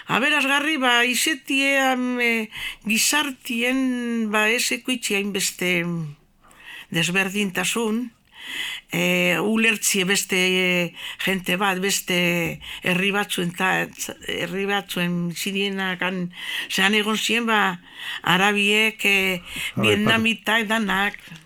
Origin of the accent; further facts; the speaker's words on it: Bilbao, Basque Country, Spain; also born or lived in Gernika; gu bilbon jaio gara